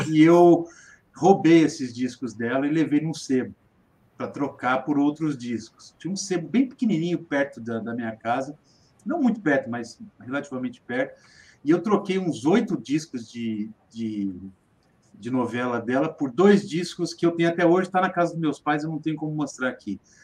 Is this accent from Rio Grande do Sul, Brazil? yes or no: no; Ribeirão Preto, São Paulo, Brazil; eu sou de, sou de Ribeirão Preto, São Paulo